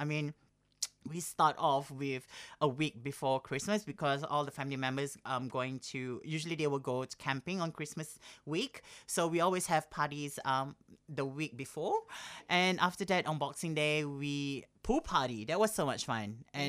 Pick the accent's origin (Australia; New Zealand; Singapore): Singapore; I was surrounded with all the people that I grew up back in Singapore as well.